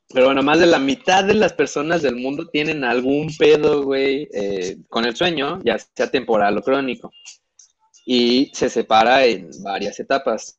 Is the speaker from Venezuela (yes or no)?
no; Mexico; somos muy pinches mexicanos